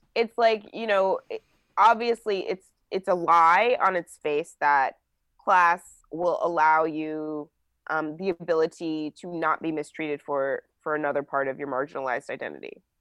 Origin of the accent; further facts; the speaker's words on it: New Jersey, United States; I grew up in New Jersey.